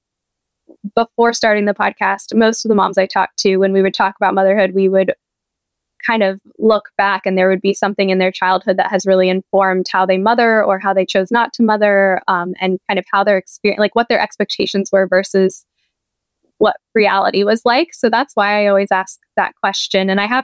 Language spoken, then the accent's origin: English; San Diego, California, United States; moved away as an adult; now in Pennsylvania, United States; I grew up in San Diego